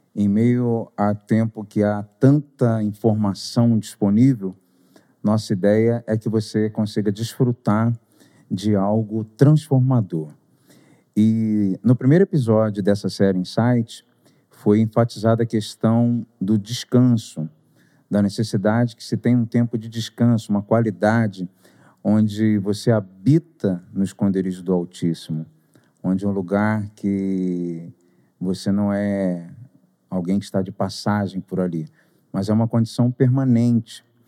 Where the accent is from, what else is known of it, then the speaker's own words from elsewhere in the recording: Rio de Janeiro, Brazil; also born or lived in Butantã, São Paulo; now in São Paulo, Brazil; Sou conhecido como …